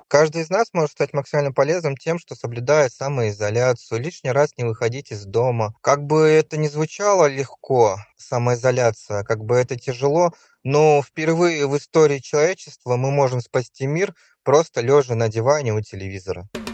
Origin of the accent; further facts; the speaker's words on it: Saint Petersburg, Russia; я из Санкт-Петербурга